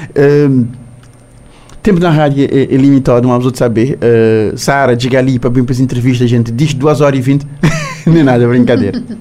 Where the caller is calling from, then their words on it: Torrão, Alentejo, Portugal; Boa tarde, Rádio Morabeza. Boa tarde a todos os ouvintes daqui da Torrão de Alentejo, Portugal.